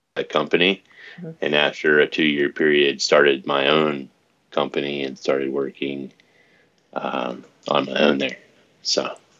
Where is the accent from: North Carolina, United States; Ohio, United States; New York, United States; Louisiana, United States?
North Carolina, United States; Laurinburg; I was born on the East Coast in Laurinburg, North Carolina, which is uh, really close to nowhere